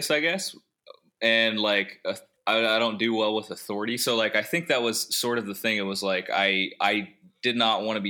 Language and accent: English; Youngstown, Ohio, United States; I'm from Youngstown. I'm 25